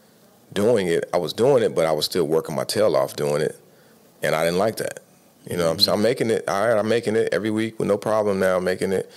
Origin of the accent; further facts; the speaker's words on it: Chicago, Illinois, United States; moved away as an adult; now in Tampa, United States; If you live here, born and raised in Chicago